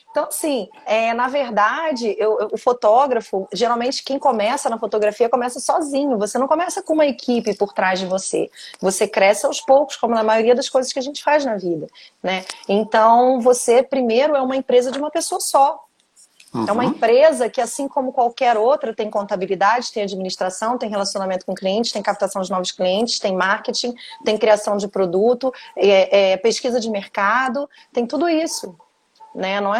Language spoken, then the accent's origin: Portuguese; Rio de Janeiro, Brazil; now in Vila Velha, Brazil; É, eu sou, do, na verdade, sou carioca, mas já